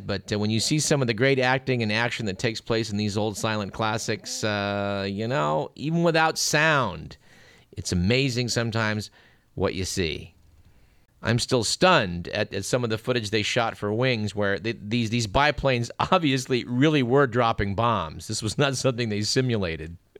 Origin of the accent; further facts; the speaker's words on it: Fremont, California, United States; moved away; my hometown of Fremont